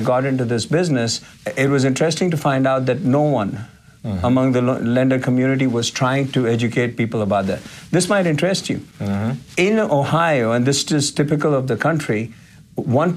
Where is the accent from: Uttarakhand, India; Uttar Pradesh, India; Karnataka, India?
Uttarakhand, India; now in United States; growing up in India, mm-hmm. the community that I come from is called the Garhwalis.